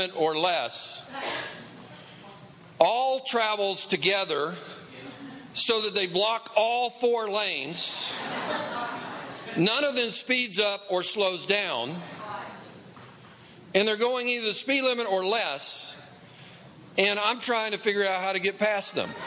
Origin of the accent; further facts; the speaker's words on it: East Tennessee, United States; now in Los Angeles, United States; I grew up in East Tennessee